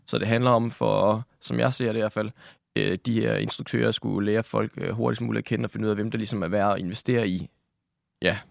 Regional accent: Nakskov, Zealand, Denmark; Jeg kommer fra Nakskov nede på Lolland, hvor jeg er født og opvokset

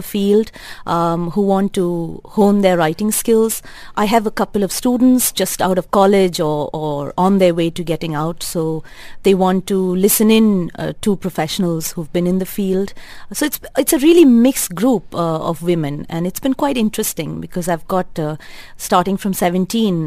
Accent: Bangalore, Karnataka, India; moved away as an adult; now in Dubai, United Arab Emirates; I grew up, I was raised in Bangalore, studied in Bangalore, lived in Bangalore.

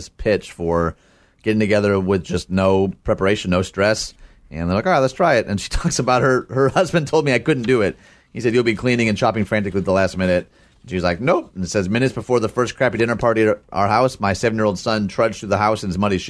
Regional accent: United States

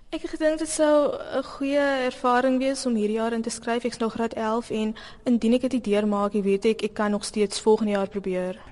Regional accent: Bellville, Western Cape, South Africa; Ek is van Belwel.

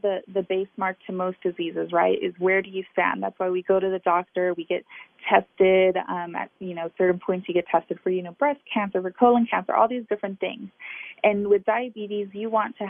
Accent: Texas, United States; I grew up here in Texas with a community of friends and family who are very affected by diabetes

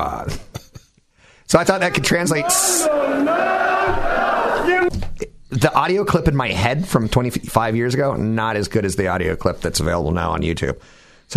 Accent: Mountain View, California, United States; on El Camino in my hometown

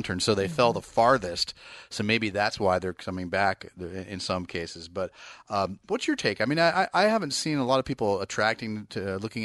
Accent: Bay Area, California, United States; I'm actually from the Bay Area

